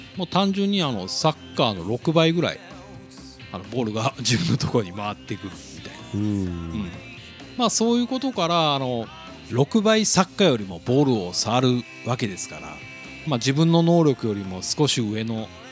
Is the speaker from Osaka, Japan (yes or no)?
no; Nagasaki, Japan; 僕長崎なんですけどね。